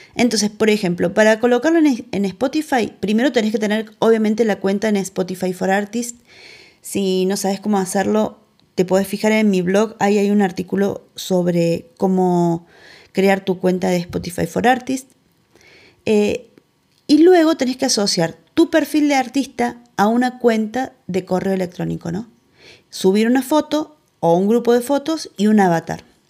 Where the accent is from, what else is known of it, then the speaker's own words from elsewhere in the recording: Argentina; de Argentina